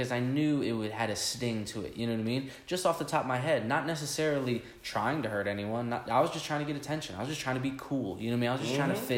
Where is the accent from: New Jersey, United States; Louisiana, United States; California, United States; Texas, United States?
New Jersey, United States; I came from Jersey